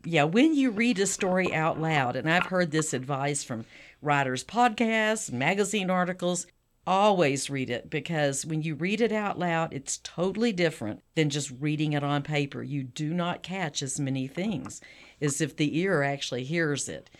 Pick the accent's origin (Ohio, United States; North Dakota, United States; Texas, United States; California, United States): Texas, United States; South; I'm from Texas, South Texas